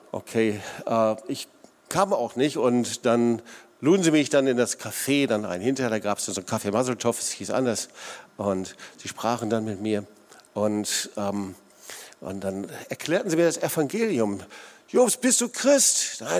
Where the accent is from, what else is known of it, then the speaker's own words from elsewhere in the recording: North Rhine-Westphalia, Germany; ich komme aus dem Sauerland und im Sauerland gibt's herrliche, wunderbare Talsperren, hier leider nicht so, hier gibt's die Schwäbische Alb.